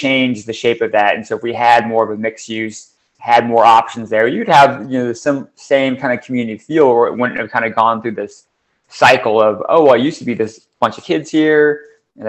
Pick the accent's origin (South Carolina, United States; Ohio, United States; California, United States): Ohio, United States; moved away; my hometown, I grew up in a suburb in Ohio